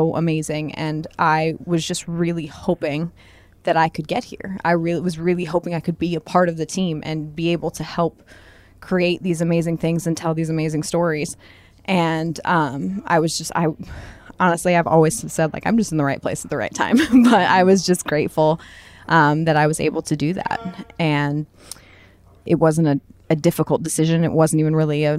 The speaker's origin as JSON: {"language": "English", "region": "northern Indiana", "country": "United States", "said": "I am from, like, a really small town in northern Indiana, like about an hour and a half outside of Chicago"}